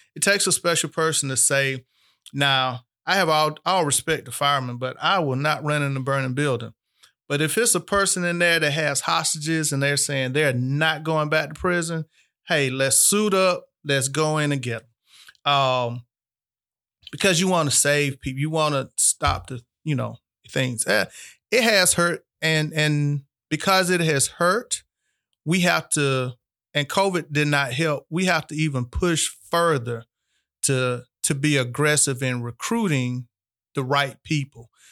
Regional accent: Albany, Georgia, United States; born and raised in Albany, Georgia

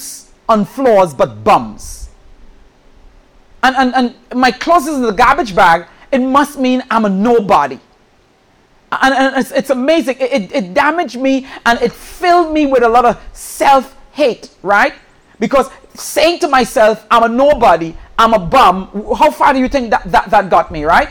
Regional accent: Trinidad & Tobago; moved away; I'm originally from the island of Trinidad

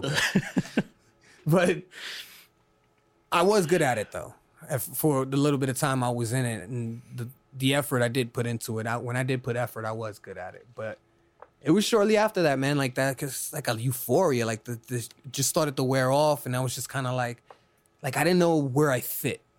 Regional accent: New York City, New York, United States; now in Florida, United States; I'm originally from Brooklyn, New York

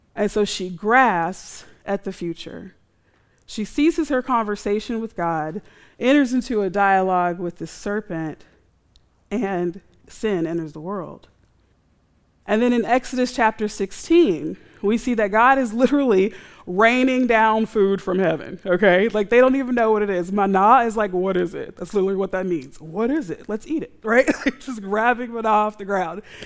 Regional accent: United States; We're American

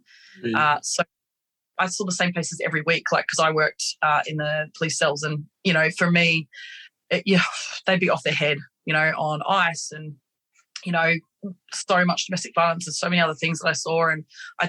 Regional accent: Sydney, New South Wales, Australia; now in Melbourne, Australia; I grew up in Sydney

